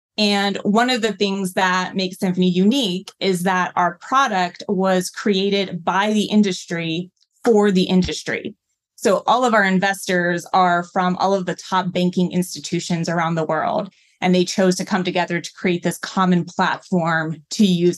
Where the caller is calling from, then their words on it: New York City, New York, United States; I'm joining from my apartment in New York City.